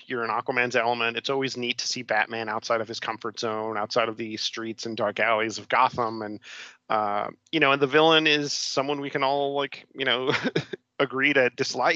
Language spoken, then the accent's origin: English; Miami, Florida, United States; I grew up in Miami